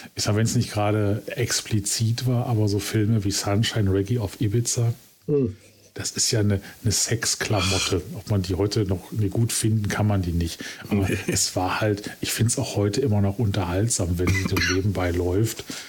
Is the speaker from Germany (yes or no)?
yes; Essen, North Rhine-Westphalia, Germany; ich komme quasi gebürtig aus dem Sumpf aus dem Ruhrgebiet